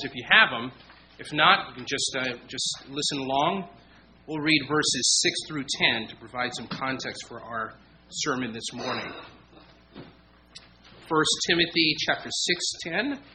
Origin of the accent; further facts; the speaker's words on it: San Diego, California, United States; moved away as an adult; also born or lived in Virginia; now in Chesterfield, United States; I come from San Diego, California. That is home base for us